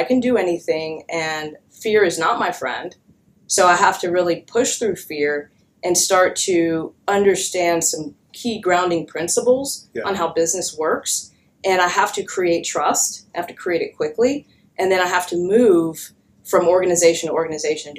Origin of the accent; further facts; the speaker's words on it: Georgia, United States; growing up in Georgia in the 80s